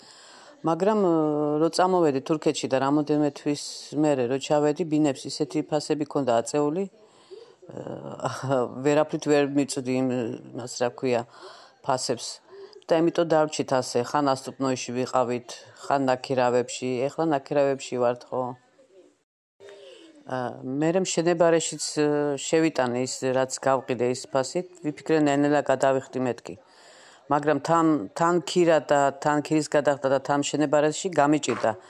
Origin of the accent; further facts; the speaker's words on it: Batumi, Adjara, Georgia; moved away as an adult; now in Istanbul, Turkey; ბათუმელი ვარ, ვარ 50 წლის, 20 წელიწადზე მეტია ვარ თურქეთში სტამბოლში.